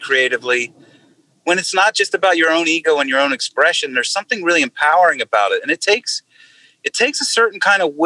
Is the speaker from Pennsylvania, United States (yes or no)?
yes; Philadelphia, Pennsylvania, United States; moved away; also born or lived in Pittsburgh / Nashville; I'm from the Philadelphia area